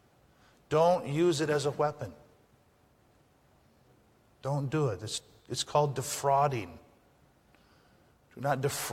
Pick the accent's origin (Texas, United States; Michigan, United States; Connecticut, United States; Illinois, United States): Michigan, United States; the Upper Peninsula of; moved away as an adult; also born or lived in Napoleon, Michigan; I'm from the UP, okay? I'm from Lantz